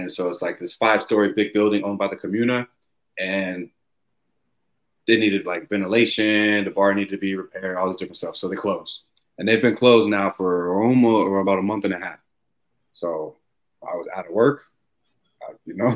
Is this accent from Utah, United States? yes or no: no; Herndon, Virginia, United States; moved away as an adult; also born or lived in Bar Harbor, Maine; now in Norway; I grew up in Herndon, Virginia, but I never really had been in the Northeast